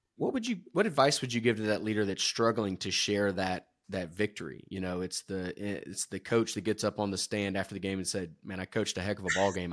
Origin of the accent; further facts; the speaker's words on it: Georgia, United States; moved away; I'm from Georgia originally